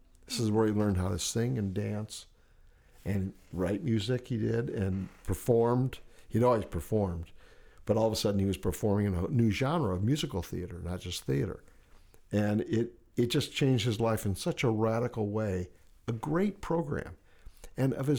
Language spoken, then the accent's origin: English; Hammond, Indiana, United States; moved away as an adult; also born or lived in Bethesda, Maryland; now in Rockville, United States; my hometown of Hammond, Indiana